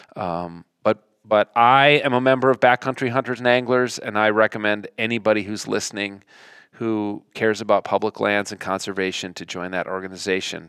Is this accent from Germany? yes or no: no; Minnesota, United States; Flatlanders like us, Minnesotans